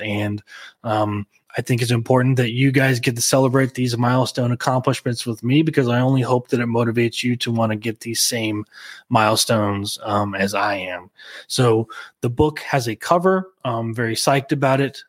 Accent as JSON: {"language": "English", "region": "Oklahoma", "country": "United States", "tie": "born or raised there", "said": "Small town, the alcohol laws. here in Oklahoma"}